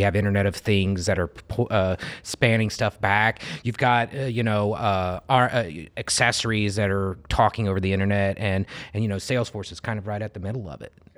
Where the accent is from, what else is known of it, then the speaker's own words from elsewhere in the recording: Indianapolis, Indiana, United States; I grew up in Indy